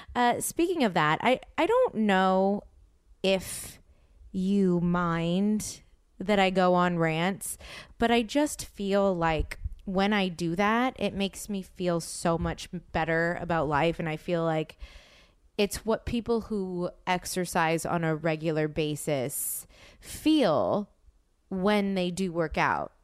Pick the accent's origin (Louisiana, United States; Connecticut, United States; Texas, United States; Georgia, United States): Louisiana, United States; New Orleans; now in Los Angeles, United States; my dad is from New Orleans and I'm from New Orleans